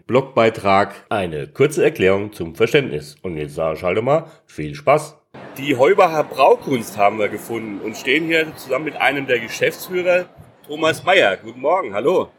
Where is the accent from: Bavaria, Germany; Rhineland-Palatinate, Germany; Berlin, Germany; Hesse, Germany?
Hesse, Germany; accent: Hessian; für mich am Schluss als Hesse